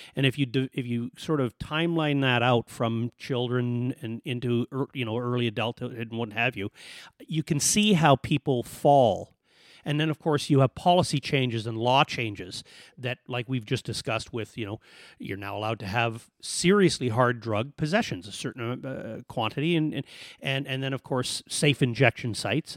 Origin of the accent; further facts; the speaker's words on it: Edmonton, Alberta, Canada; moved away as an adult; now in Kelowna, Canada; we're from Alberta